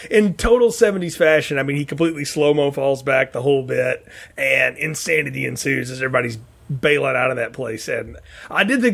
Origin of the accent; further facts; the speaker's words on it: the South, United States; growing up in the South where, you know, county to county was one thing